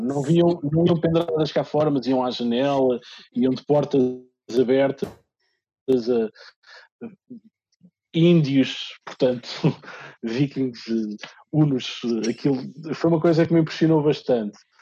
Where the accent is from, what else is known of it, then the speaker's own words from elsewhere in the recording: Lisbon, Portugal; also born or lived in Minho; eu nasci em Lisboa, uh, embora toda a minha família seja minhota